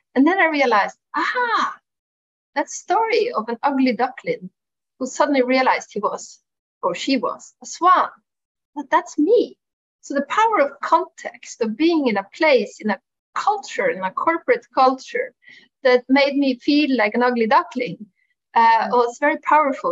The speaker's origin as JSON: {"language": "English", "country": "Norway", "also_born_or_lived": "Milan", "moved": "as an adult", "said": "living away from my home country, Norway, at the time"}